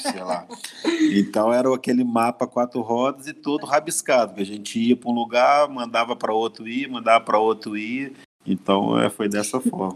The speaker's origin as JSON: {"language": "Portuguese", "region": "Minas Gerais", "country": "Brazil", "moved": "yes", "said": "nós somos de Minas"}